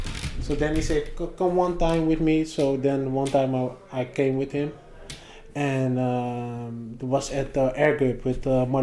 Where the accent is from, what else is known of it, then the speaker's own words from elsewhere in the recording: Amsterdam, North Holland, Netherlands; Oh, born in Amsterdam.